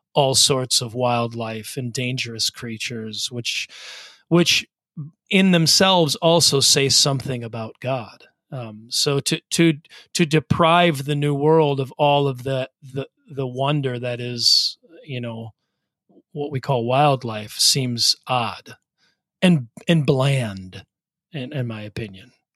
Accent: Wisconsin, United States; Michael and I grew up in Wisconsin

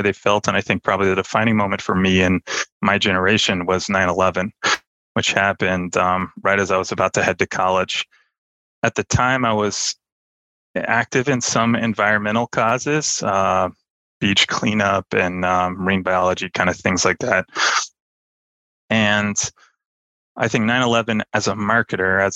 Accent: outside Los Angeles, California, United States; I grew up outside Los Angeles, fairly liberal enclave near the beach

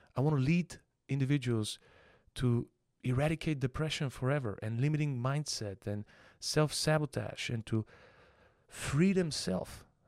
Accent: Panagyurishte, Pazardzhik Province, Bulgaria; also born or lived in Plovdiv, Bulgaria; Born in the city of Plovdiv, which is the second largest city in Bulgaria. I was raised in Panagirište, though.

